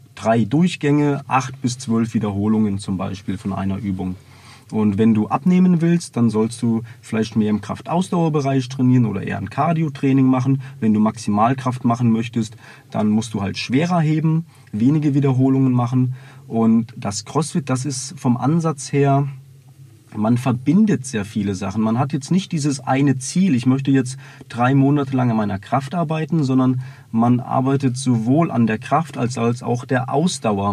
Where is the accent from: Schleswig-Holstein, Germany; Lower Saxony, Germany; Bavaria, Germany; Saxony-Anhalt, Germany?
Bavaria, Germany; also born or lived in Meerbusch, North Rhine-Westphalia; mit zehn Jahren bin ich dann hier nach, sind wir nach Bayern gezogen